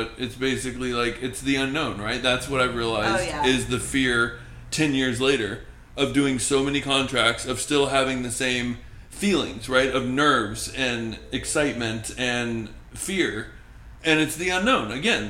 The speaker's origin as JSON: {"language": "English", "town": "Brooklyn", "region": "New York", "country": "United States", "tie": "born or raised there", "said": "I'm from Brooklyn, bro. {S1} Yeah. {S0} Like born in Brooklyn."}